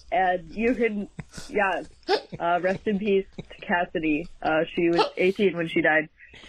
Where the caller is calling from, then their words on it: Boston, Massachusetts, United States; I'm calling from Boston, Massachusetts.